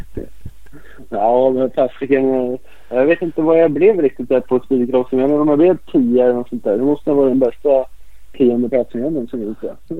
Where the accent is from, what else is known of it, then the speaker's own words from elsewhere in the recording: Örebro, Örebro County, Sweden; jag är också uppväxt här i Örebro